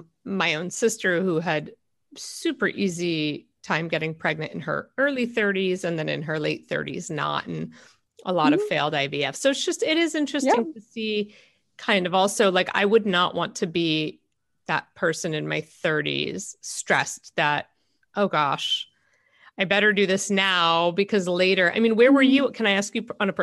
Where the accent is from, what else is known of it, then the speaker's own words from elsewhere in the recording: New York City, New York, United States; I'm from New York City